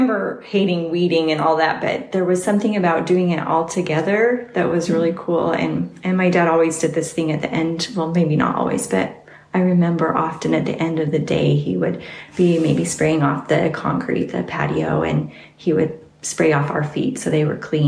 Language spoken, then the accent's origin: English; Salt Lake City, Utah, United States; also born or lived in Sandy, Utah / Bountiful, Utah; I was born in Salt Lake and lived basically in the Salt Lake area, Sandy, Cinderville, and Bountiful. That's where I grew up.